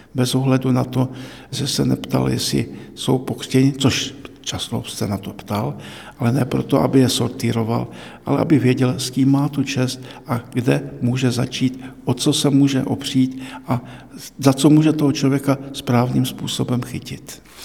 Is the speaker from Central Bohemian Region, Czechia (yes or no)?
no; Cieszyn Silesia, Moravian-Silesian Region, Czechia; now in Prague, Czechia; jsem z Těšínska